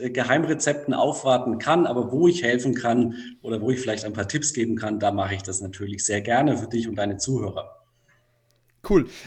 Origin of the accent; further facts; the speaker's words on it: Würzburg, Bavaria, Germany; Geboren wurde ich 1988 in Würzburg, bin dann dort auch im Landkreis Würzburg aufgewachsen, habe dann 2007 in Würzburg mein Abitur abgelegt.